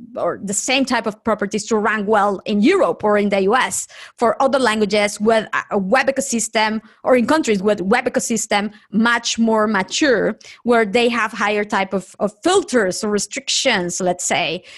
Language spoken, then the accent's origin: English; Nicaragua; moved away; from my home country, Nicaragua, I am originally from Nicaragua